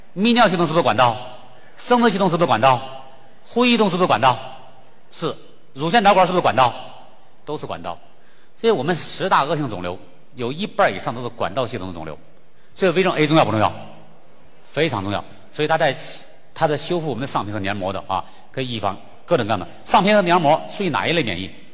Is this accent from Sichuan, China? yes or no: yes; Sichuan, China; 咱们四川人应该对我更了解